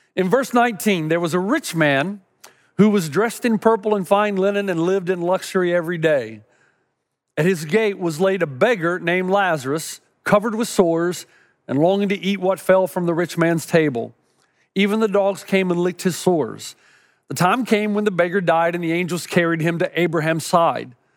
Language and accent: English; East Tennessee, United States; Growing up in East Tennessee